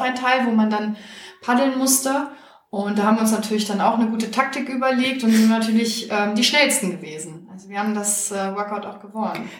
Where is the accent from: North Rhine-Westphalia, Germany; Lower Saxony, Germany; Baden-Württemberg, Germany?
Lower Saxony, Germany; Hanover; also born or lived in Czech Republic; dann bin ich hier groß geworden, habe aber die Ferien eigentlich immer bei meiner Familie in Tschechien verbracht